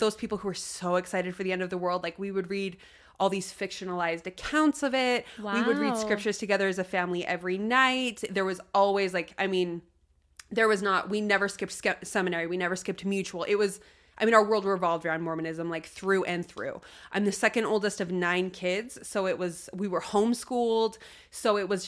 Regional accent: Utah, United States; also born or lived in Wyoming; I was in Utah, and okay, we lived in Wyoming before that. We always just moved around a lot. So gotcha, there was nowhere gotcha. I really grew up, but I did all of my like 12 to 18 here

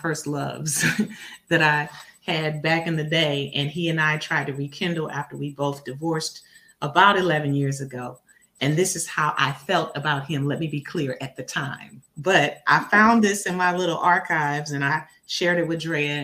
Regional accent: Inglewood, California, United States; moved away as an adult; also born or lived in Atlanta, Georgia; Born and raised in Inglewood, California

